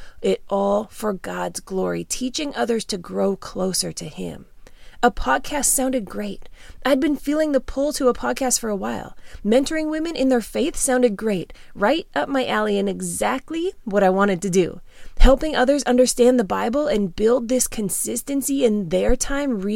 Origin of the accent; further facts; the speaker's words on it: Canada; moved away as an adult; also born or lived in Phoenix, Arizona; I'm Canadian, born and raised.